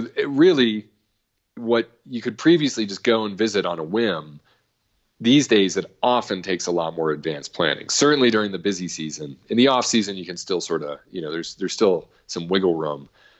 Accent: New England, United States; I was growing up in New England. I had no idea that Joshua Trees even existed.

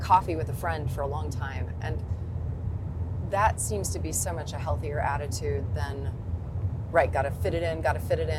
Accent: Sterling, Kansas, United States; moved away; also born or lived in Berlin / London / New York; I've come back to Sterling, to my hometown in Kansas

